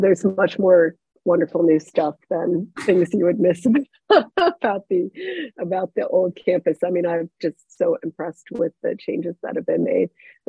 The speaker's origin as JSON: {"language": "English", "town": "Cincinnati", "region": "Ohio", "country": "United States", "tie": "born or raised there"}